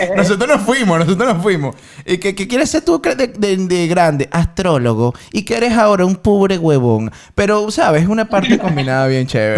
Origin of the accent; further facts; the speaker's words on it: Venezuela; sencillamente soy venezolano